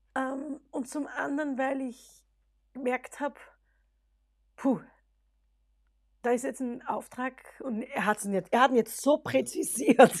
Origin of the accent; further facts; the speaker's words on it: Austria; first language German; unsere Identität als genau. Österreicher